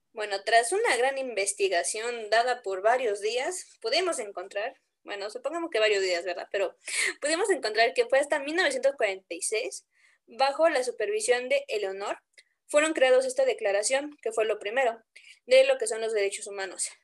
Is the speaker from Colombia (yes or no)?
no; Puebla, Mexico; la que sí realmente somos de Puebla